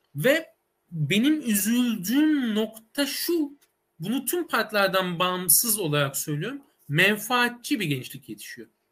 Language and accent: Turkish; Adana, Turkey; moved away as an adult; now in Istanbul, Turkey; ben aslen Adanalıyım. İstanbul'a üniversite okuma amacıyla geldim